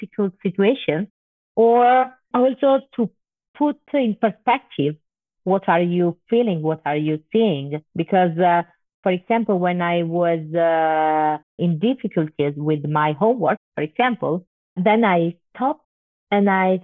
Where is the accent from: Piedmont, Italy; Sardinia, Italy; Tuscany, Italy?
Piedmont, Italy; Turin; I was born in Turin, in the north of Italy. Turin is a quite big city, but I grew up in a working class neighborhood.